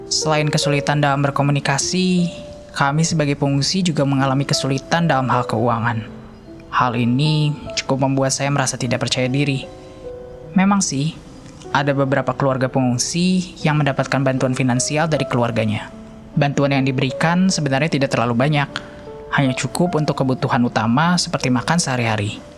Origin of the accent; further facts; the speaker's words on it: Tehran, Tehran Province, Iran; Indonesian is a second language; also born or lived in Kupang, Indonesia; now in Makassar, Indonesia; saya berasal dari Tehran, ibu kota dari Iran. Saat ini, saya tinggal di Makassar